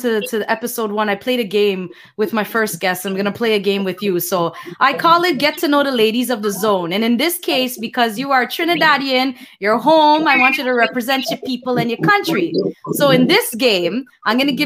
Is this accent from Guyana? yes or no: yes; Guyana; also born or lived in Canada; And I'm Guyanese and I'm Canadian